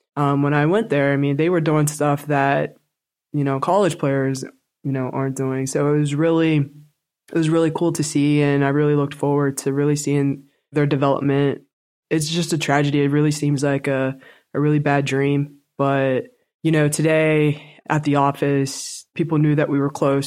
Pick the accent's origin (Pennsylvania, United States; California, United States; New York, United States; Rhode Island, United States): Pennsylvania, United States; Pittsburgh; moved away as an adult; another player that I grew up with in Pittsburgh, Swin Cash